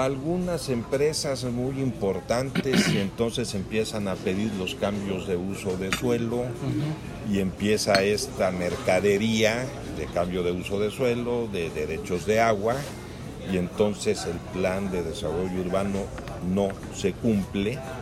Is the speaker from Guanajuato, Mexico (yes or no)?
no; Querétaro, Mexico; somos muchos queretanos